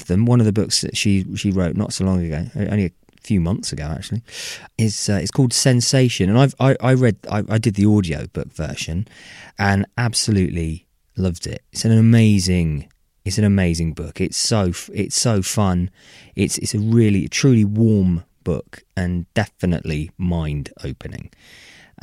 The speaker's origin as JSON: {"language": "English", "country": "United Kingdom", "said": "we're British"}